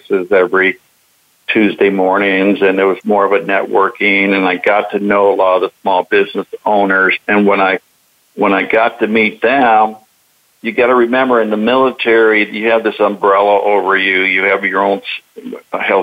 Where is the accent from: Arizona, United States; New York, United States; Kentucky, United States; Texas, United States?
Arizona, United States; Phoenix; moved away as an adult; also born or lived in Pensacola, Florida / Southern California; now in Mission Viejo, United States; I grew up in the Phoenix, Arizona area